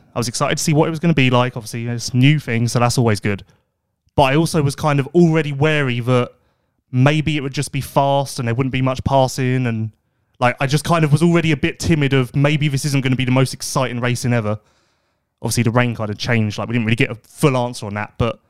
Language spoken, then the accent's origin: English; South Africa; I guess being South African, growing up, I guess it's like Australia.